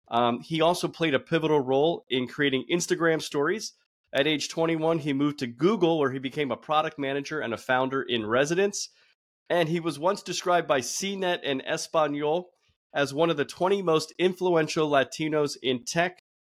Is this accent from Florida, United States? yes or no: yes; Broward County, Florida, United States; also born or lived in Miami; I was born in Miami, raised in Broward, though.